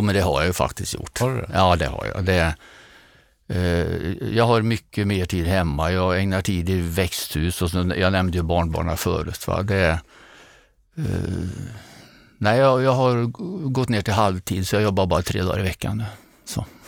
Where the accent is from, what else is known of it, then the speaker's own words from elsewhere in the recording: Grums, Värmland, Sweden; accent: Värmland dialect; also born or lived in Åmotfors; now in Nyköping, Sweden; Har man växt upp i Åmotfors och Grums så passar en by utanför Nyköping bättre än, än Kungsholmen och jag bor där nu